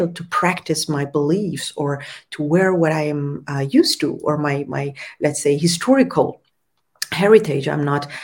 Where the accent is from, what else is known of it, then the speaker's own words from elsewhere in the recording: Tehran, Tehran Province, Iran; where I was born also in Tehran, because the majority of Tehran is also like Persian, Farsi speaking